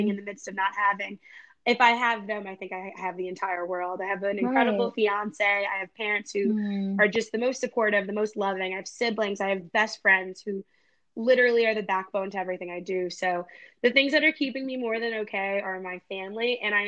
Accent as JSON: {"language": "English", "region": "New Jersey", "country": "United States", "also_born_or_lived": "Los Angeles", "moved": "as an adult", "said": "I'm from Jersey"}